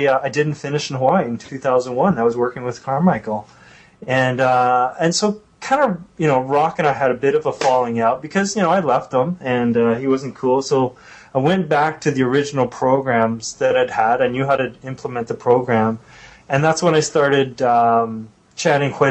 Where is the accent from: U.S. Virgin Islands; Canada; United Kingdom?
Canada; being a Canadian